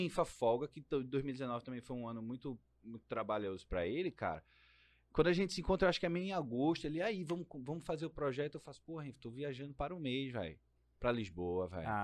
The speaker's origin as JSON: {"language": "Portuguese", "region": "Pernambuco", "country": "Brazil", "accent": "Pernambucan", "said": "Meu sotaque, cara, é brasileiro, cara. Não é só pernambucano"}